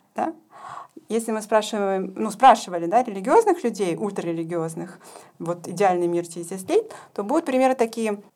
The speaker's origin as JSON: {"language": "Russian", "country": "Ukraine", "tie": "born or raised there", "also_born_or_lived": "Saint Petersburg, Russia / Jerusalem, Israel", "moved": "as an adult", "lives_now": "Germany", "said": "я родилась и выросла на Украине. Последние 15 лет я жила и работала в Петербурге. Сейчас я учусь в Германии"}